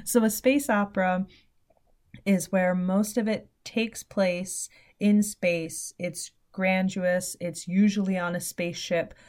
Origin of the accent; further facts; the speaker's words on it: New York City, New York, United States; now in upstate New York, United States; I am originally from the city